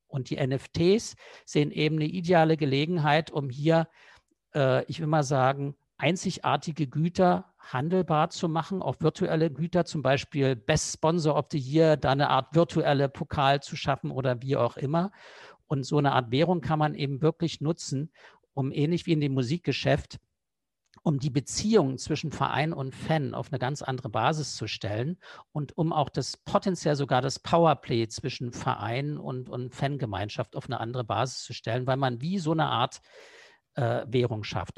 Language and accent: German; East Germany, Germany; ich bin früher mal im Osten groß geworden.